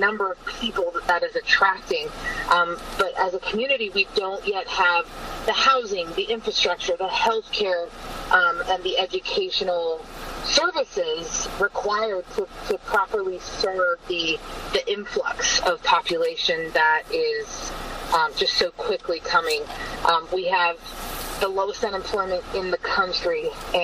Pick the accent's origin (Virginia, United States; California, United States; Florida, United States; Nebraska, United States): California, United States; McArthur; moved away as an adult; also born or lived in Rio Grande Valley, Texas; now in Permian Basin, United States; I grew up in MacArthur, California.